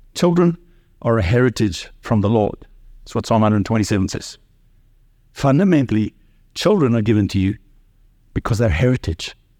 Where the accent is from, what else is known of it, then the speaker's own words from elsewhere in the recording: South Africa; I grew up in South Africa under apartheid.